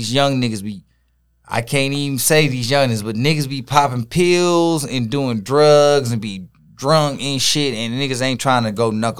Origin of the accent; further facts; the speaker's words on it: Detroit, Michigan, United States; Henry Ford, Redford, you feel me? That's where I was at. That's where we grew up at.